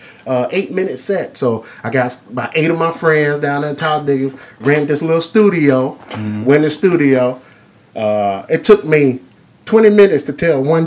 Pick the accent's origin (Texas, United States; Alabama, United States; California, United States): Alabama, United States; Talladega; moved away as an adult; now in Baltimore, United States; I'm from originally Talladega, Alabama